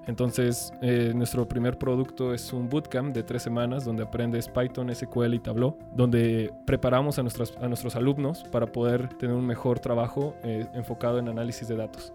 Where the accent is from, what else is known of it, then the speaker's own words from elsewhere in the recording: Mexico City, Mexico; Nací en Ciudad de México en el 93